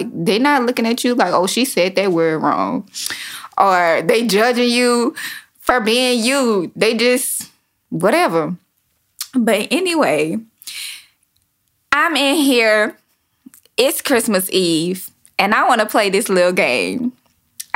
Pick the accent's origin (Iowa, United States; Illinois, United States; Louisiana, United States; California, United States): Louisiana, United States; Baton Rouge; now in Houston, United States; I'm from Baton Rouge, Louisiana. I currently reside in Houston, Texas